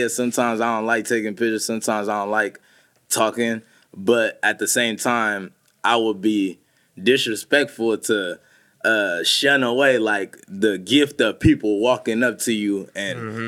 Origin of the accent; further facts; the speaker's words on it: Sacramento, California, United States; I'm from Sac.